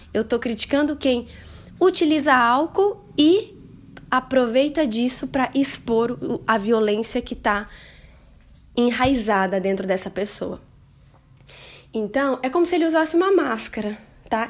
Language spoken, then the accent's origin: Portuguese; interior of Paraná, Brazil; Eu sou do interior do Paraná